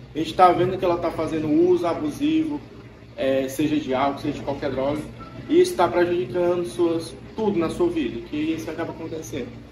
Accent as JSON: {"language": "Portuguese", "town": "Pedro II", "region": "Piauí", "country": "Brazil", "said": "eu sou de Pedro II, lá não tem"}